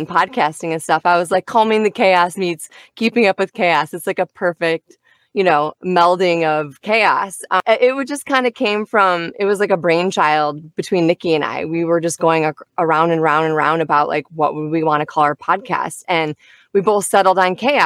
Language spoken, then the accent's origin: English; Michigan, United States; moved away as an adult; my family and I, we are originally from Midwest. So we're from Michigan. And we moved down here